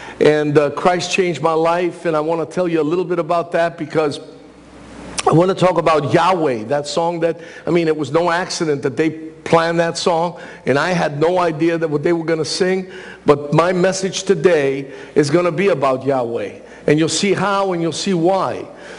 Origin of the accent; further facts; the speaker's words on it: New York City, New York, United States; also born or lived in Thessaloniki, Greece; I grew up in Washington Heights. And I was born in Thessaloniki.